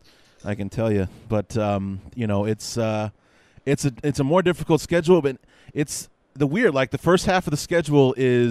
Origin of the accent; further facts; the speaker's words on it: Chicago, Illinois, United States; I'm from Chicago, born and raised on the North Side.